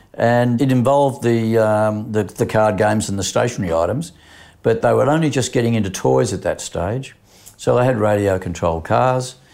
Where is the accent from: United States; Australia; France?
Australia; Sydney, New South Wales; also born or lived in Petersham; I grew up in, uh, Concord West initially. We then moved to Petersham